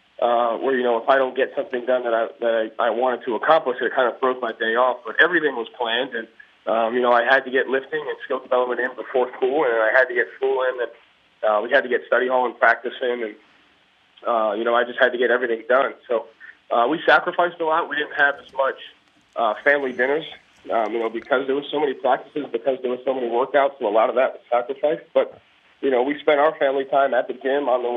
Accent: Johnston, Rhode Island, United States; I grew up in a basketball town. I grew up in a basketball family. So, you know, I'm from Johnston, Rhode Island.

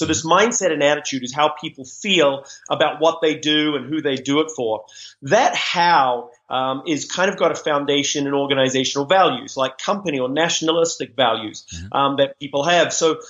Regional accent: New Zealand; accent: Kiwi; It was funny when I first started speaking in the U.S. My Kiwi accent, we tend to speak quite quickly.

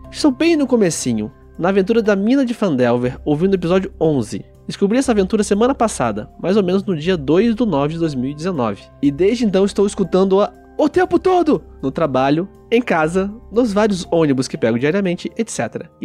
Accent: Florianópolis, Santa Catarina, Brazil; sou de Florianópolis, Santa Catarina, tenho 22 anos e estudo arquitetura.

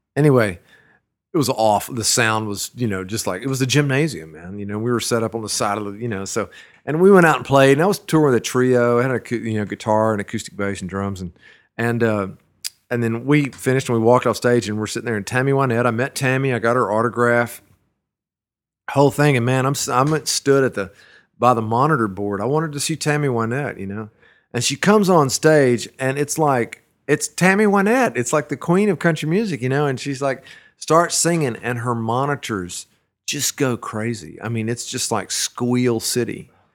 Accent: Brenham, Texas, United States; also born or lived in Dallas, Texas; now in Austin, United States; I was born in Burnham, Texas. It's a little town, uh, between Austin and Houston

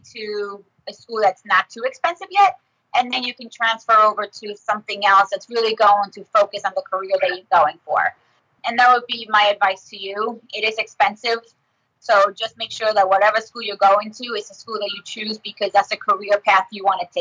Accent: Nassau County, New York, United States; also born or lived in Brentwood, New York; I went to Ross, but I grew up in Nassau County.

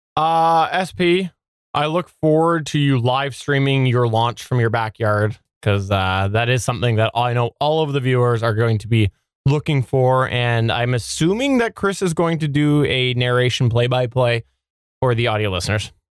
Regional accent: Canada; I'm Canadian

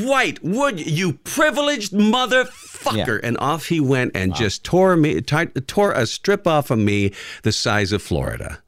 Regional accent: Canada; now in Detroit, United States; I'm from Canada

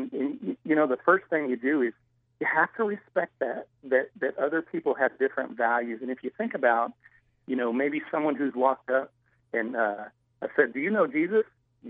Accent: United States

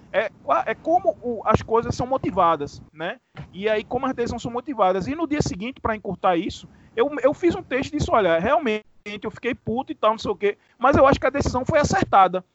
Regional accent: Vertentes, Pernambuco, Brazil; now in Recife, Brazil; eu sou do interior do estado, eu sou do interior de Pernambuco, né, de uma cidade chamada Vertentes

